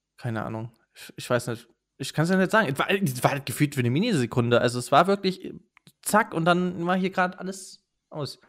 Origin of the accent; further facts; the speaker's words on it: Rhineland-Palatinate, Germany; wir kommen ja aus Rheinland-Pfalz, wir sind auch nicht allzu weit weg von Kusel